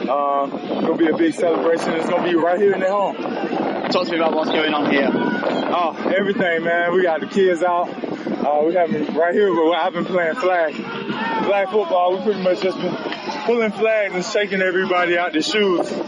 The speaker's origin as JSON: {"language": "English", "region": "Florida", "country": "United States", "said": "I'm from Florida, so Florida in Jacksonville"}